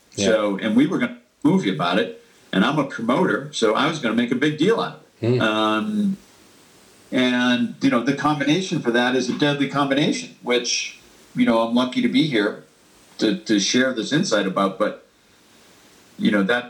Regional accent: United States; And as an American at the time, I think a lot of people don't, you know, people forgotten, you know, what the Cold War culture was in hindsight, right?

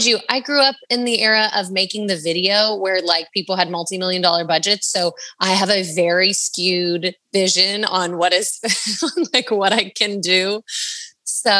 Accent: Agoura Hills, California, United States; my hometown of Agoura Hills

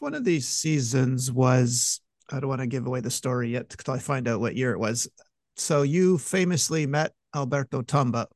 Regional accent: Montreal, Quebec, Canada; I'm from Montreal

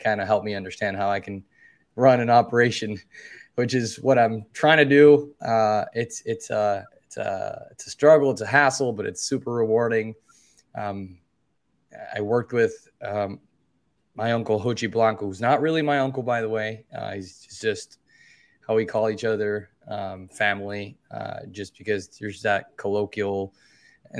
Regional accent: Dominican Republic; from the Dominican Republic, born and raised

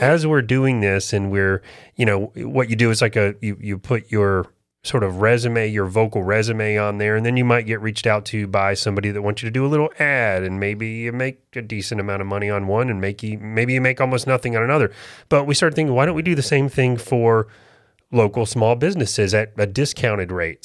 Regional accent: Florida, United States; moved away as an adult; now in North Carolina, United States; I was born and raised in Florida. This is really different for me to have moved up here

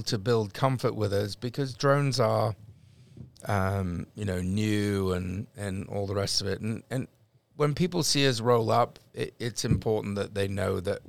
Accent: London, United Kingdom; accent: Cockney; moved away

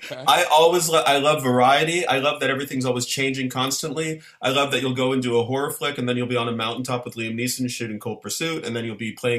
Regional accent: Ottawa, Ontario, Canada; Ottawa, my hometown

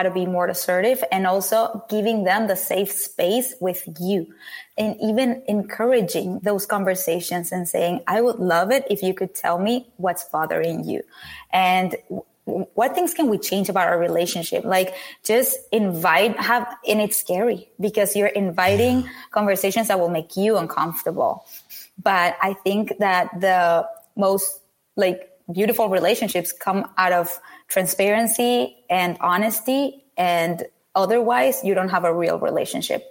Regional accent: Venezuela; I come from Venezuela

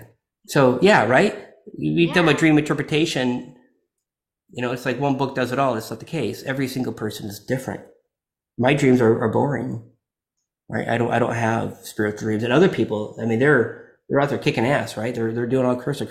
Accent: Florida, United States; I'm from Florida

